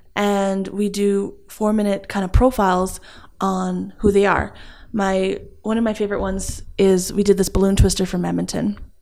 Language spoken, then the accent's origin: English; Edmonton, Alberta, Canada; also born or lived in Calgary; I am from Edmonton, Alberta